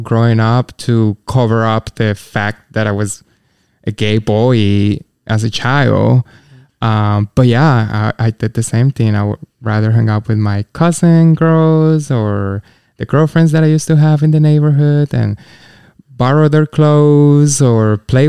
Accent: Colombia; moved away; I grew up in Colombia

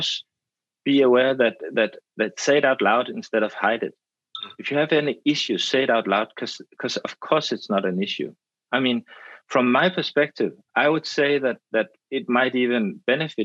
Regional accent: Denmark; I'm Danish and I'm from the Danish film school.

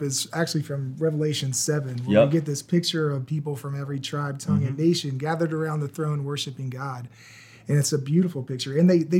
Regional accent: Virginia, United States; I grew up in Virginia

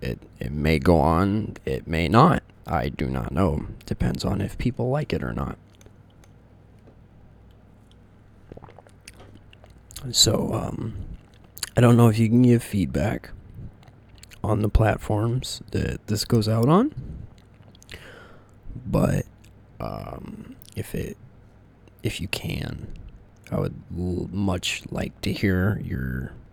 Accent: Texas, United States; also born or lived in upstate New York; now in New York, United States; I'm not originally from this state. I'm actually from Texas.

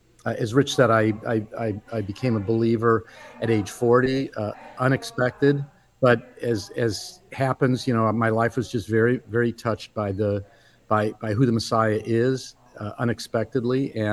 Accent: Midwest, United States; I grew up in the Midwest, an American Jew in a Reformed Jewish family, very involved in a local synagogue.

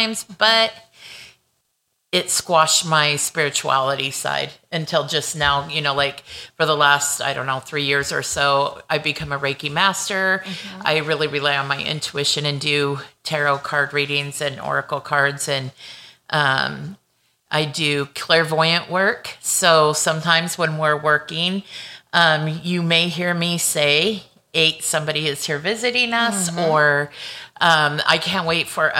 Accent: Paramount, California, United States; I was born and raised in Southern California. I was a beach girl. I went to Paramount High School, lived on the border of Compton.

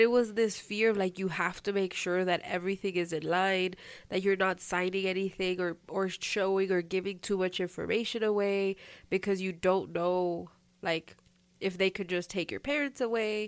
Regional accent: United States; growing up here

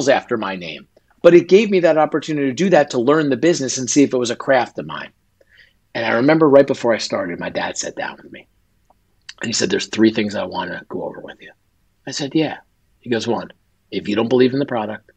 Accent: northern New Jersey, United States; I grew up right outside in New York City in northern New Jersey.

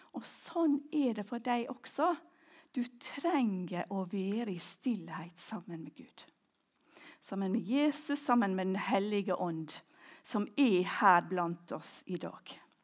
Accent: Ulsteinvik, Møre og Romsdal, Norway; also born or lived in Orre, Klepp; now in Klepp, Norway; hjemme i Ulsteinvik

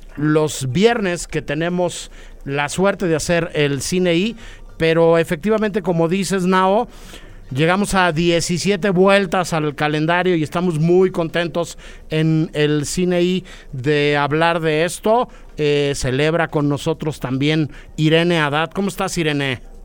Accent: Mexico; como mexicanos

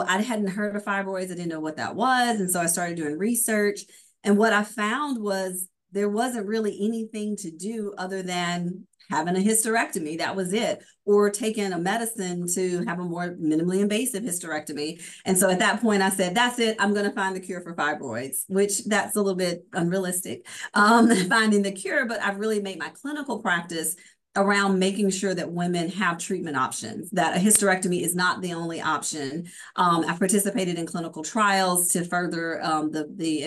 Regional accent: Meridian, Mississippi, United States; I'm from Meridian, Mississippi

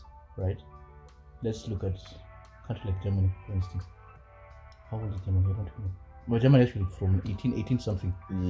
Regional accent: Kenya; now in Japan; as a Kenyan.

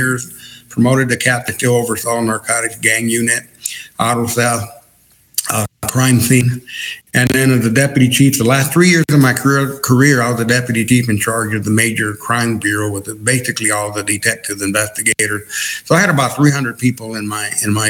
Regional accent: El Paso, Texas, United States; I was born and raised in El Paso, Texas. Grew up about four blocks away from the U.S.-Mexico border

